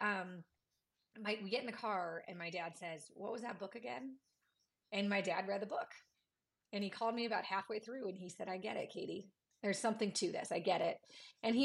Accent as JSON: {"language": "English", "region": "Midwest", "country": "United States", "said": "I'm from the Midwest. I grew up on meat and potatoes"}